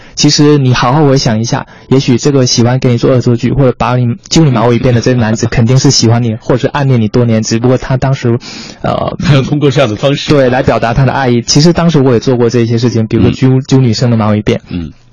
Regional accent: Quanzhou, Fujian, China; moved away; 我是泉州人，是闽南人

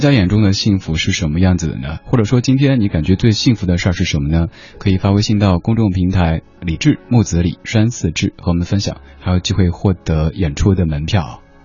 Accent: Sichuan, China; moved away; 我四川人嘛

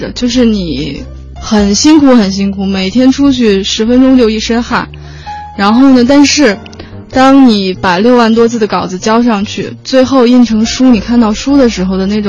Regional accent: Northeast China, China; 作为一个东北人，吃的很很想念米饭。

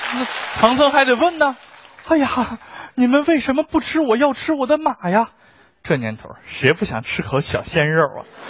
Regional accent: China; 我们中国人

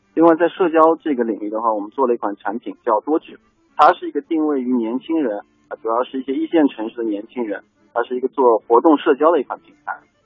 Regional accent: Shanghai, China; 我是来自上海的一个非典型的上海创业者

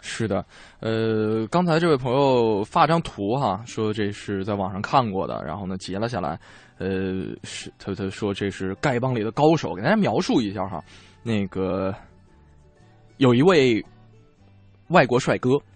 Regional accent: Northeast China, China; moved away; 像我老家东北的冬天

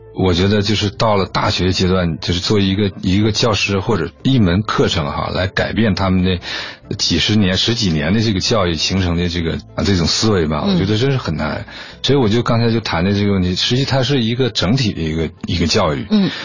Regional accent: Liaoyang, Jinzhou, Liaoning, China; 好像在辽阳的一个，一个小地方 嗯 ，呃，小时候就在那儿度过的 嗯 ，然后又，又搬到了锦州那边，有一个，一个劳改农场

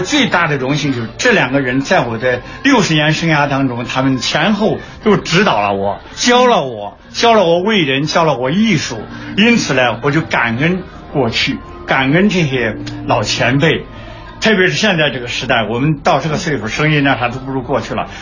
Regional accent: Henan, China; 我是河南人

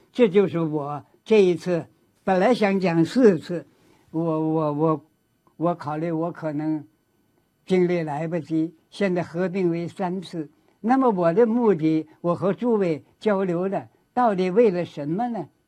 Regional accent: China; 我们作为一个中国人

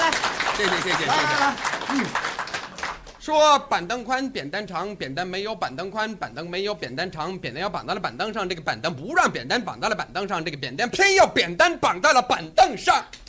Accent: Canada; Chinese is a second language; moved away; 我呢，来自加拿大

